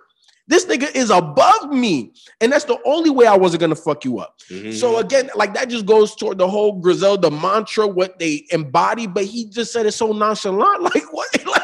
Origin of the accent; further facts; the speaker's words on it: Chicago, Illinois, United States; also born or lived in Miami, Florida; I grew up in Chicago and in Miami in the hood.